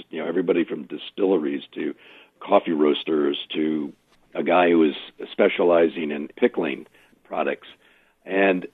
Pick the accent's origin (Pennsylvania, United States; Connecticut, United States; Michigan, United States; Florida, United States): Connecticut, United States; Hartford; moved away; also born or lived in Jacksonville; I was from Hartford